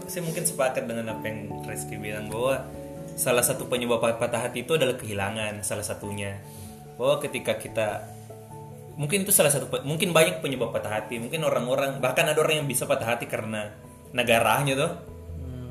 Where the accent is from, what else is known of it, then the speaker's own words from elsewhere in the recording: Watansoppeng, South Sulawesi, Indonesia; moved away; Saya dari Watan Sopeng, yang 4 jam dari Makassar lah. Ada kabupaten